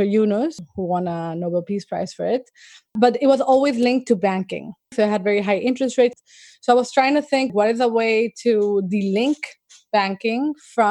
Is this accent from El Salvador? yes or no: yes; El Salvador; I grew up in El Salvador